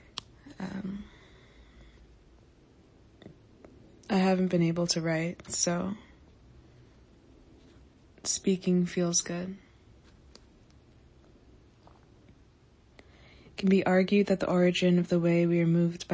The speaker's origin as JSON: {"language": "English", "region": "Florida", "country": "United States", "tie": "born or raised there", "said": "growing up in Florida"}